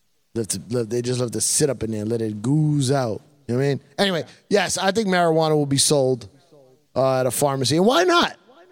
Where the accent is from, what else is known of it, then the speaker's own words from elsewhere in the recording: United States; No, I'm not. I'm not from Spain. Nobody in front of my family's from Spain.